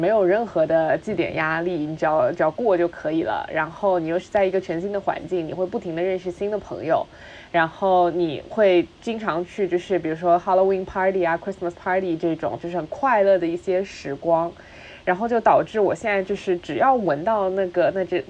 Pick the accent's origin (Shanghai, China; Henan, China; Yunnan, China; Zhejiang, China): Shanghai, China; 因为上海小的时候好像也不怎么开空调，所以你你就是降温的一个两个方法，一个就是吃西瓜，一个就是喷花露水。